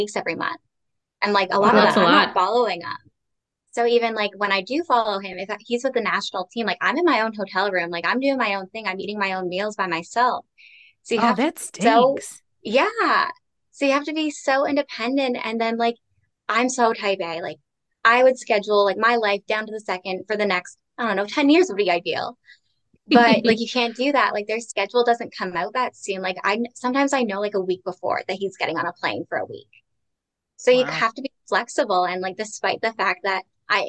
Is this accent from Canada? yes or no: yes; Toronto, Ontario, Canada; I am from Toronto, up here in Canada.